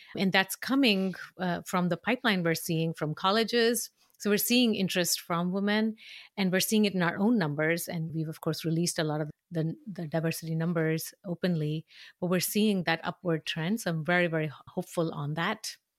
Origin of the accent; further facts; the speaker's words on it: Mumbai, Maharashtra, India; moved away; I grew up in a city that was obsessed